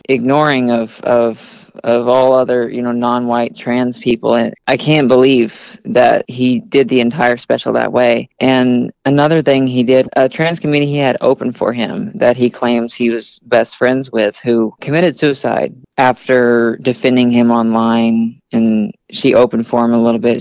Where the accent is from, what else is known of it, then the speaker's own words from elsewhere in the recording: Arkansas, United States; now in Kansas City, United States; I'm from Arkansas and there's nothing there, absolutely nothing